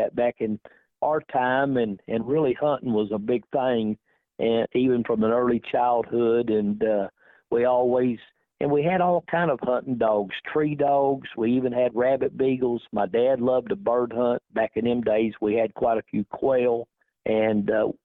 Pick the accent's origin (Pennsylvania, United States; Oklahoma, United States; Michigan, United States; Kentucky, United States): Oklahoma, United States; McAlester; I'm from McAllister, Oklahoma.